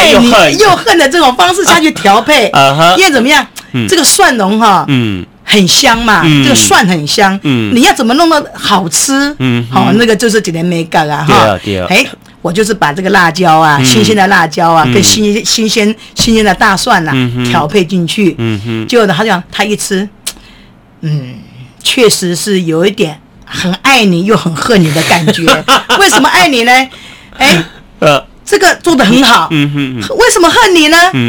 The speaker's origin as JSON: {"language": "Chinese", "country": "Taiwan", "said": "我们台湾人"}